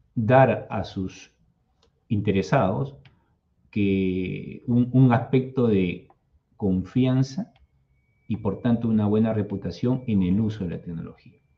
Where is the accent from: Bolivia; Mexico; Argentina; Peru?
Peru; Lima; yo soy de Lima, Perú